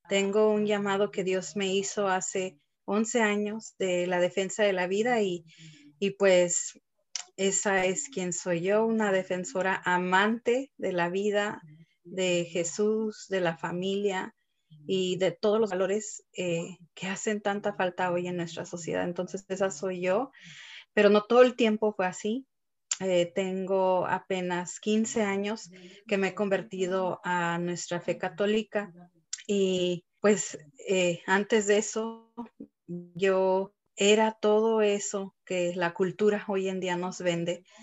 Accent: Dallas, Texas, United States; born there; Pues soy nacida en Dallas, Texas, pero soy de familia mexicana, somos ah, familia de Guanajuato

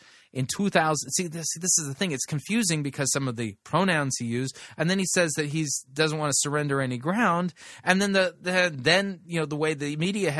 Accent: India; I was born and raised in India.

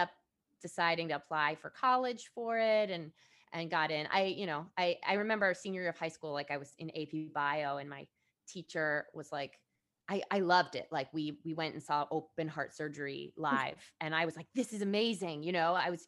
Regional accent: Fairfield, Connecticut, United States; I grew up in Fairfield

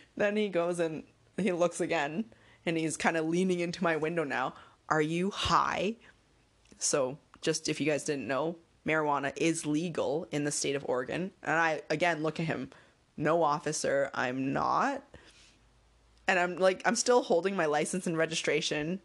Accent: Canada; I'm Canadian

